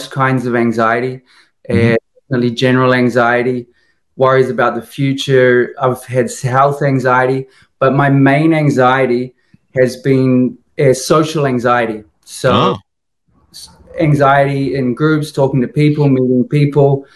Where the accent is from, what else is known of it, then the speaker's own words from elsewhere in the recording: New Zealand; now in Lisbon, Portugal; I'm from New Zealand, originally from New Zealand